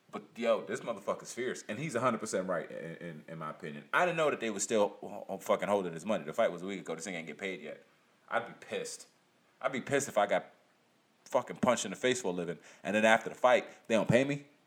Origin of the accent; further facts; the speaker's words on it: United States; As an American